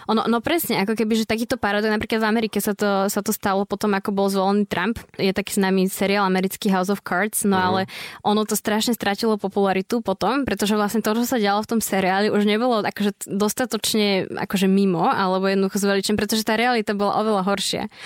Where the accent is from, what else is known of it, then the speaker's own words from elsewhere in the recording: Dubnica nad Váhom, Trenčín Region, Slovakia; som v Dubnice, nie som z Bratislavy